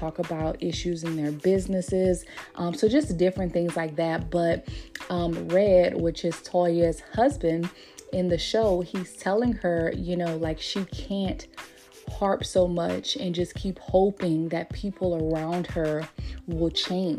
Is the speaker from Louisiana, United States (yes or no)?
yes; Louisiana, United States; moved away as an adult; also born or lived in Texas; since I moved back from Texas back to Louisiana